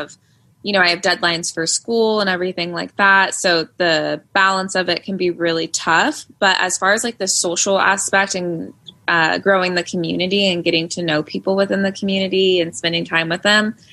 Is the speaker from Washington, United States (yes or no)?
yes; Covington, Washington, United States; I was pretty much born and raised in Seattle. I say Seattle because I'm actually from a very small town that nobody has ever heard of, like 40 minutes south of the actual city of Seattle called Covington.